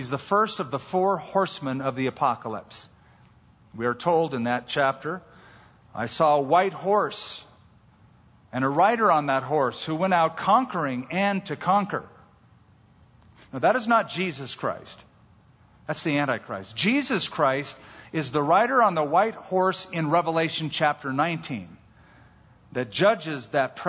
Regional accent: California, United States; I'm a Californian

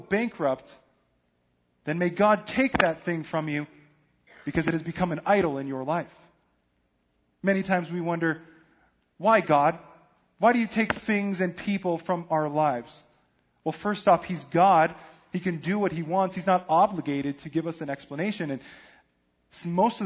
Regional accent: Denver, Colorado, United States; moved away; I'm from Denver, so I'm not really a big football fan, but I follow the home team because that's just what you

